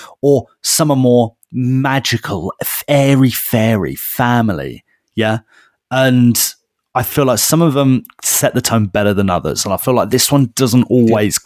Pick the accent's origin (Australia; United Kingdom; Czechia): United Kingdom; We are British and, you know, we probably grew up with Wallace and Gromit